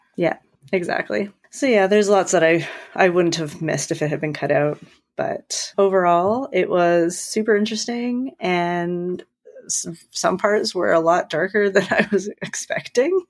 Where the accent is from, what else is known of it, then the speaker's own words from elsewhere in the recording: Canada; We're Canadian